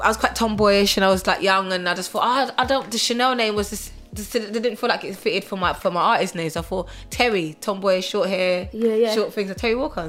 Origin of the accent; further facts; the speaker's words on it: Bavaria, Germany; moved away as an adult; also born or lived in Wolverhampton, England; now in United Kingdom; I was born in Wolverhampton. Yeah. On the age of, and then when I was 4 years old, I moved to Germany until I was 18.